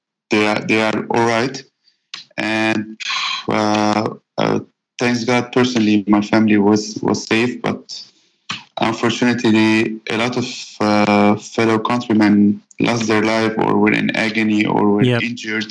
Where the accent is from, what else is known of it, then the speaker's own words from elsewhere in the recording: Lebanon; born and raised in Lebanon